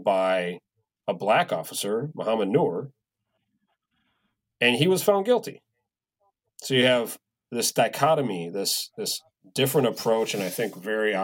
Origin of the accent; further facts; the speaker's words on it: Wisconsin, United States; now in Twin Cities, United States; I am from Wisconsin